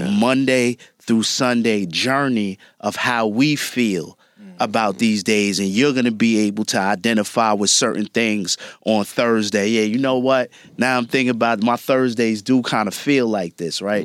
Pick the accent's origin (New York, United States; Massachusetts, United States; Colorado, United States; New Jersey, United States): New York, United States; New York City; growing up in Brooklyn